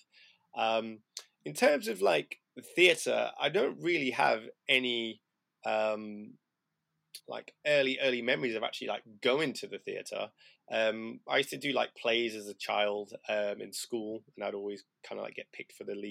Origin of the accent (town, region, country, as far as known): Chesterfield, East Midlands, United Kingdom; born or raised there; moved away as an adult; also born or lived in Ipswich / Sheffield